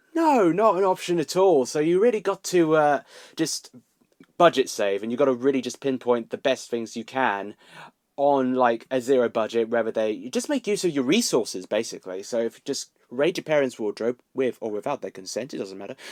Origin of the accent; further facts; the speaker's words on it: Milton Keynes, South East England, United Kingdom; in Milton Keynes, uh, my hometown